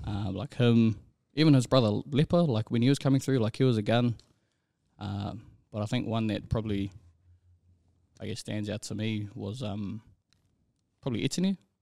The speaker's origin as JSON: {"language": "English", "region": "Auckland", "country": "New Zealand", "tie": "born or raised there", "said": "born and raised out in, out in Rewa"}